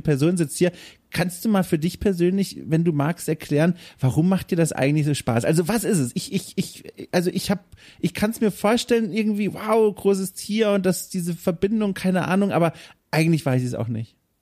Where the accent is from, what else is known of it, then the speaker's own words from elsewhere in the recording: Southern Germany, Germany; Ich bin auf dem Dorf aufgewachsen im, im Süden Deutschlands